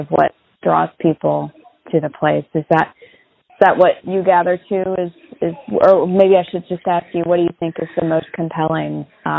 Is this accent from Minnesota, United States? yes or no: no; Ohio, United States; I've been born and raised in Ohio all my life